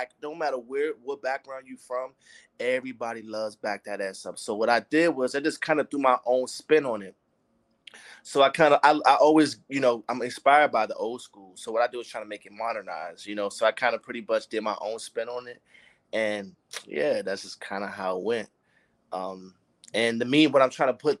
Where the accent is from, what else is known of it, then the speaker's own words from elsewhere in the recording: Washington, District of Columbia, United States; moved away as an adult; now in California, United States; I'm from Washington, D.C. I'm from the East Coast. So I'm transitioned to the West Coast in 2017.